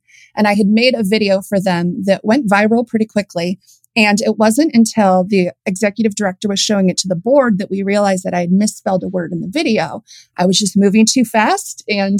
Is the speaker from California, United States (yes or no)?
yes; San Diego, California, United States; I was born in San Diego. So typical California upbringing. I love the beach.